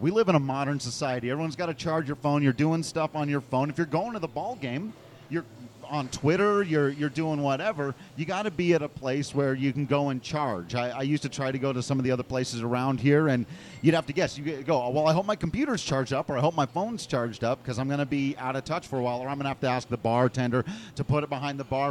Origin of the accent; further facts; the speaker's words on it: Grand Junction, Colorado, United States; The place was Grand Junction, Colorado, my hometown.